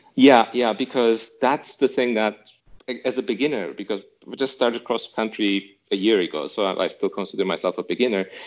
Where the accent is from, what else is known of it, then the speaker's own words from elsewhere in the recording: Istanbul, Turkey; moved away as an adult; now in Berlin, Germany; I'm from Istanbul originally. So in Istanbul, Turkey, there's not much of an aviation culture